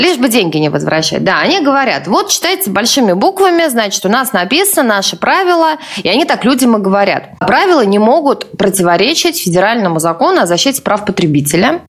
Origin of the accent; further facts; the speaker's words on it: Tula, Tula Oblast, Russia; мой родной город, Тула